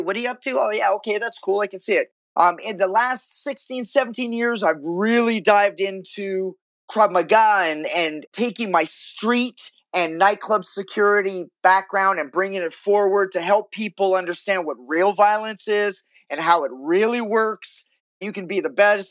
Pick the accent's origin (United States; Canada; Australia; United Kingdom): Canada; Vancouver, British Columbia; I was born and raised in Vancouver, Canada